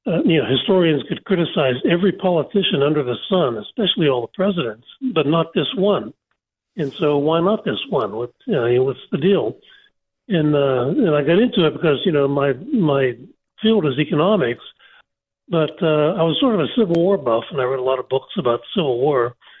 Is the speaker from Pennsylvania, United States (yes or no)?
yes; Pennsylvania, United States; I grew up in Pennsylvania